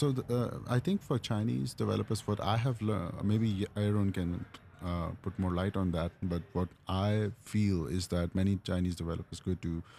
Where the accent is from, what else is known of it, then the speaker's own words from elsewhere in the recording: New Delhi, Delhi, India; now in China; So I'm originally from New Delhi, India. I worked in Chandigarh, which is in the northern part of the country.